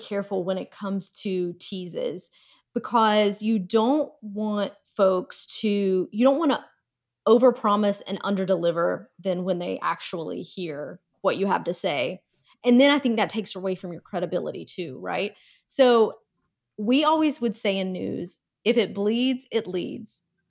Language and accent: English; North Carolina, United States; Oddly enough, I am from North Carolina, and if I go back home, my accent will definitely come out very, very strong.